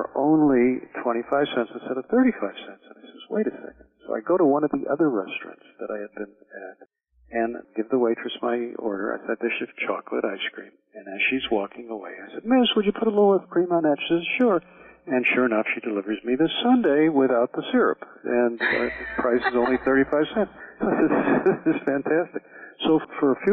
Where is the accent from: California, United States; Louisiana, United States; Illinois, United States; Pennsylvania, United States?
Illinois, United States; Chicago; moved away as an adult; also born or lived in New York / Miami, Florida; I'm from Chicago originally.